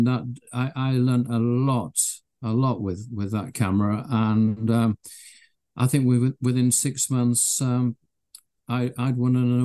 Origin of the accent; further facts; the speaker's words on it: Leeds, Yorkshire and the Humber, United Kingdom; I was born in Leeds in Yorkshire in the UK. I lived in a terrace house with my parents and my sister. It was great in those days. We used to play out in the cobbled back streets